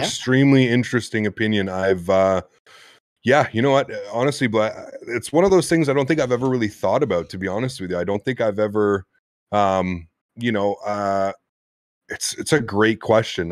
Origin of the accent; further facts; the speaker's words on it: Canada; me being Canadian and half French Canadian